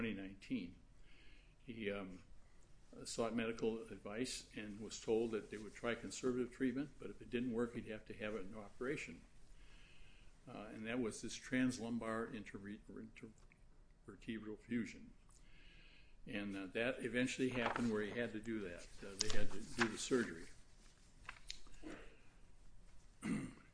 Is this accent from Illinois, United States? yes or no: yes; Streator, Illinois, United States; my hometown of Streeter